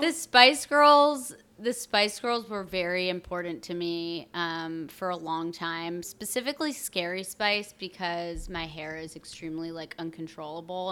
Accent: outside of Burlington, Vermont, United States; now in New York, United States; I grew up in Vermont, a lot of skiing

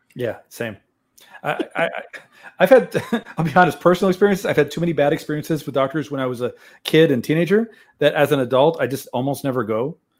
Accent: Brownsville, Texas, United States; also born or lived in San Antonio, Texas / Kansas; Most of my life in Texas, I spent, I was born in Brownsville, first five years in San Antonio, most of my life in Brownsville, two years in Kansas.

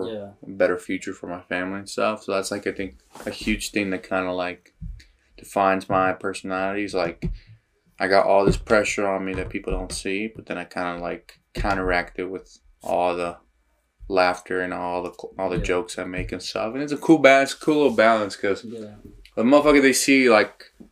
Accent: Salt Lake City, Utah, United States; from Glendale

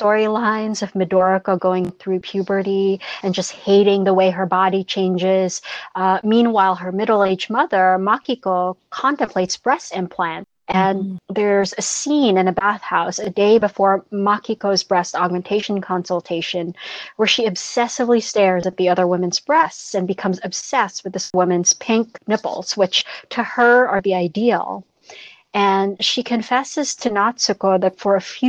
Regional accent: Philippines; growing up in the Philippines

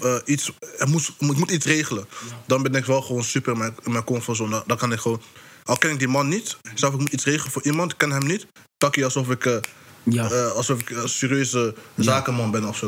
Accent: North Brabant, Netherlands; Kijk, wij komen uit Brabant. Misschien kan je horen aan mijn accent een beetje soms. Maar wij komen uit Brabant

